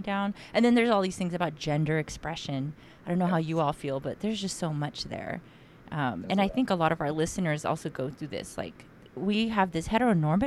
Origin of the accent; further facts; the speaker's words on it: San Diego, California, United States; moved away; me growing up in San Diego for some part of my life